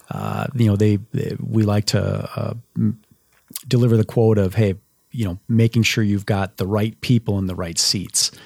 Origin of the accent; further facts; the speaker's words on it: Minnesota, United States; I grew up in Minnesota